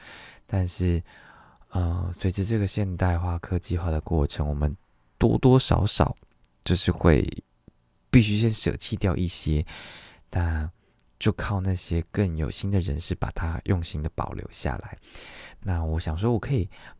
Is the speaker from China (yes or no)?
no; Tainan, Taiwan; also born or lived in Kaohsiung / Qingshui, Taichung; now in Taipei, Taiwan; 对我来说，我来自啊我我同时来自台南高雄，这是我很前期的生活。我中间的生活，我来自台中清水。在后来的生活，你要说我来自吗？我现在我现在在台北，这样。